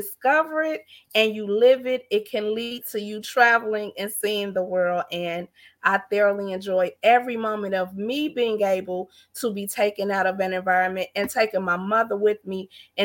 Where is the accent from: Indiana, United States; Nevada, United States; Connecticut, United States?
Indiana, United States; Gary; I grew up in Gary, Indiana